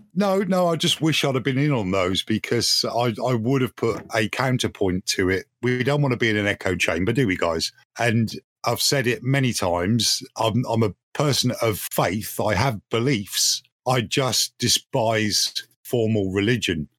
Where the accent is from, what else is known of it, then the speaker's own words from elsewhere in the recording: United Kingdom; We are, oh, in fact, British.